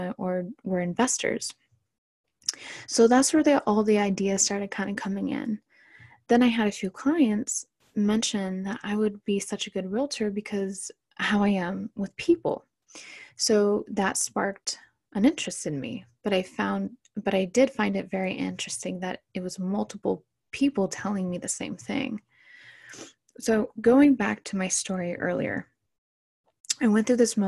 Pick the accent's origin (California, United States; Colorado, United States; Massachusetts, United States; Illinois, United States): California, United States; Orange County; I was born and raised in Orange County, California